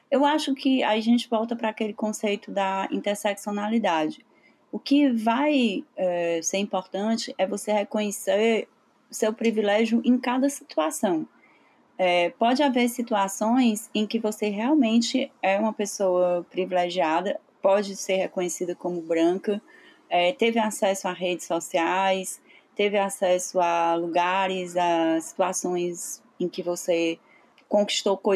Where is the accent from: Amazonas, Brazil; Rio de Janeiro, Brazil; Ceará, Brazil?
Ceará, Brazil; Em algumas situações a gente pode sim ter sido vítima de racismo como cearenses